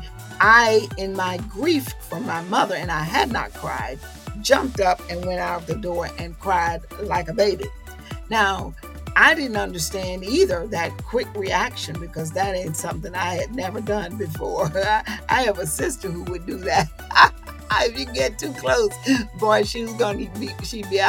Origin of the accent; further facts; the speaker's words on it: the South, United States; I'm a Southerner